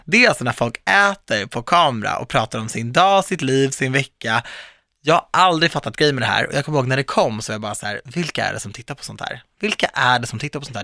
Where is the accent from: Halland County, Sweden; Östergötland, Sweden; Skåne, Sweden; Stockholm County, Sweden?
Stockholm County, Sweden; Viksjö, Stockholm suburbs; jag växte upp i mitt hus i förorten